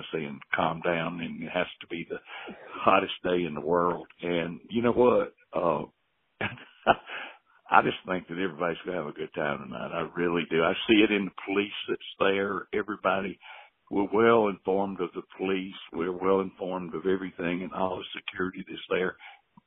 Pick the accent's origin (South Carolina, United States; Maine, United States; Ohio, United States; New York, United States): South Carolina, United States; Spartanburg; we're from Spartanburg, South Carolina